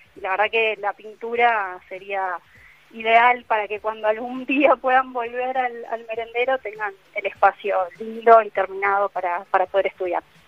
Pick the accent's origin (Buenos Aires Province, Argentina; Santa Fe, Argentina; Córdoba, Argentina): Buenos Aires Province, Argentina; Hurlingham; moved away as an adult; also born or lived in Caballito, Buenos Aires; now in Buenos Aires, Argentina; Yo soy de Burlingame